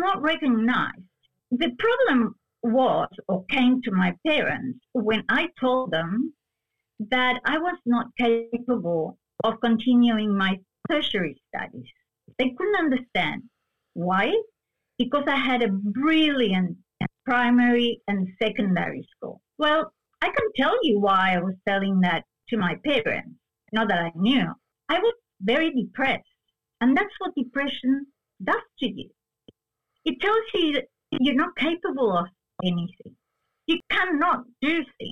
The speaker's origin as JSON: {"language": "English", "country": "Argentina", "tie": "born or raised there", "accent": "Spanish", "first_language": "Spanish", "second_language": "English", "moved": "yes", "said": "I was born in Argentina"}